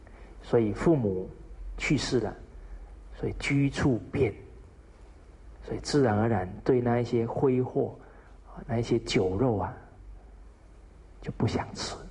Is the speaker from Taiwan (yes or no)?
no; China; 这个是我们中国人呢很好的美德